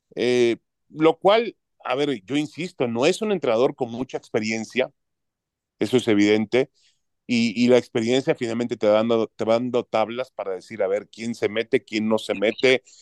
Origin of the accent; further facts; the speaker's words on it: Mexico; yo como mexicano